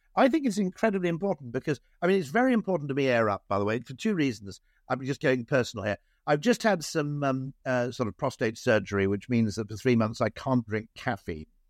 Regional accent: Wales, United Kingdom; now in just outside London, United Kingdom; I grew up in Wales

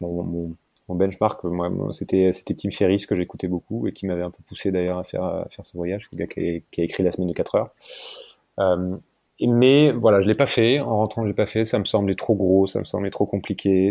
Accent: France; moved away as an adult; also born or lived in Hong Kong

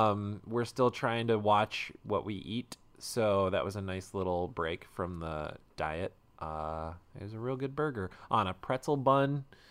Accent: United States; I was born here. I am an American.

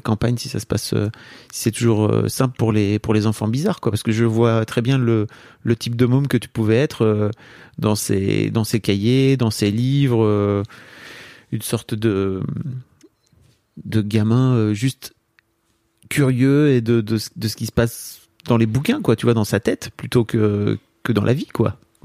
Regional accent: northern France, France; je viens du nord de la France

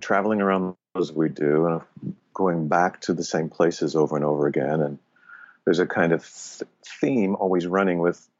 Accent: Los Angeles, California, United States; East LA.

